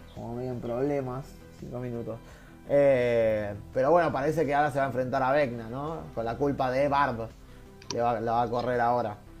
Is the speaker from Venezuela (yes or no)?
no; Argentina; somos jodones los argentinos